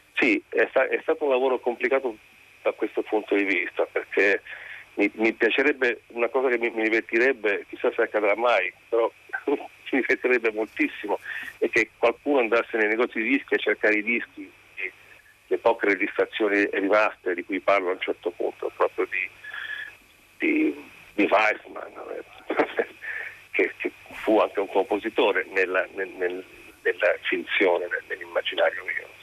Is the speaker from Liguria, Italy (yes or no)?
yes; Liguria, Italy; lui è ligure come me